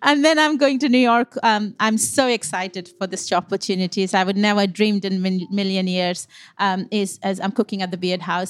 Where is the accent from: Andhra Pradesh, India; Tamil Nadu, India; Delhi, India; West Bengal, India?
West Bengal, India; moved away as an adult; also born or lived in Punjab (parents' origin); now in United Kingdom; I'm born and brought up in Bengal